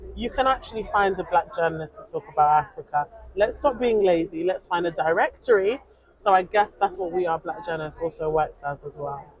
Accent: United Kingdom; also born or lived in Nigeria; I am a British Nigerian journalist

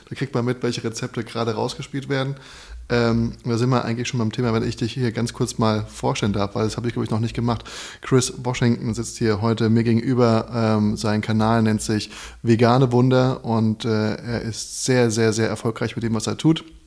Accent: Darmstadt, Hesse, Germany; now in Berlin, Germany; ich zu Hause, wo ich herkomme, 30 Minuten wohin fahre, dann bin ich quasi von Darmstadt nach Frankfurt, von Darmstadt nach Heidelberg

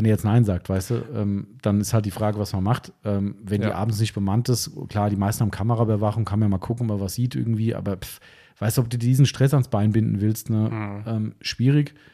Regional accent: Frankfurt, Hesse, Germany; okay, Spaß beiseite, muss man als Frankfurter halt so sagen.

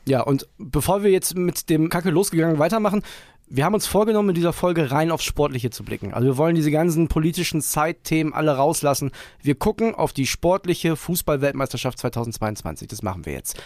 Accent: Germany; als Deutscher

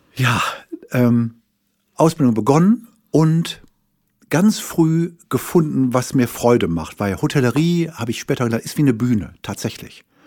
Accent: Wuppertal, North Rhine-Westphalia, Germany; ich bin also mal geboren irgendwann in Wuppertal

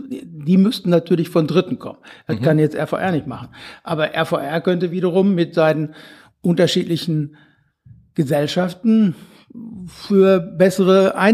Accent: Bochum, North Rhine-Westphalia, Germany; früher gab's äh, da wo ich herkomme, Riemke gab's auch eine äh

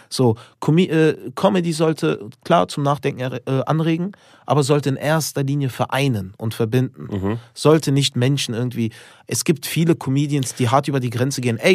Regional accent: Albania; Ich bin Albaner

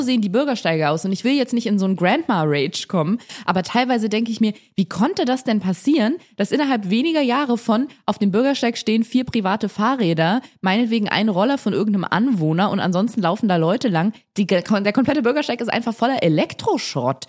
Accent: Germany; bei uns in Deutschland

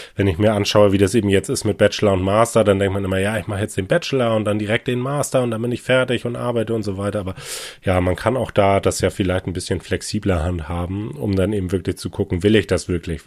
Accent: Hamburg, Germany; bin ein Hamburger Eigengewächs, hier geboren, aufgewachsen

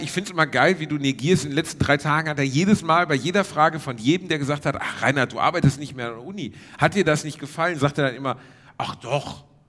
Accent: Gelsenkirchen, North Rhine-Westphalia, Germany; moved away; Wir sind in der Heimat, Reini. Also ja, im weitesten Sinne meine Heimat

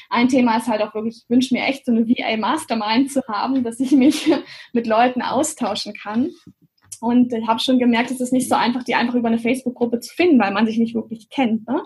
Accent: Göttingen, Lower Saxony, Germany; Ich bin aus Göttingen, genau.

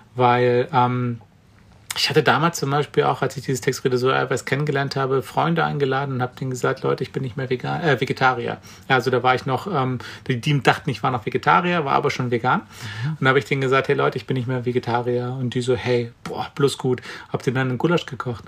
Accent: Brandenburg, Germany; ich komme aus Brandenburg

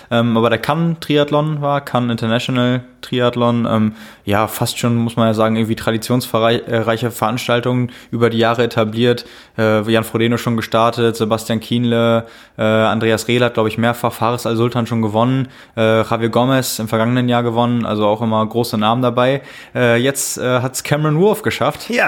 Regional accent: Lübeck, Schleswig-Holstein, Germany; in, in Lübeck, meiner Heimat, zum Training.

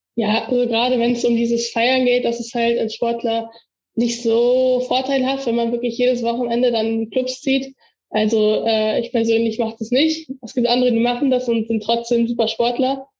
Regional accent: Erkelenz, North Rhine-Westphalia, Germany; also born or lived in Warendorf; Da äh, komme ich her und da bin ich auch immer noch Mitglied

